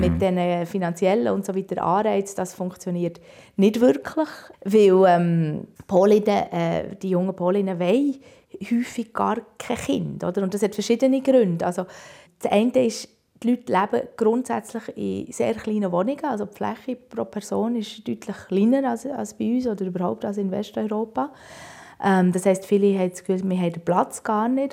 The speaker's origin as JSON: {"language": "German", "country": "Switzerland", "also_born_or_lived": "Poland", "moved": "as an adult", "lives_now": "Warsaw, Poland", "said": "bei uns in der Schweiz"}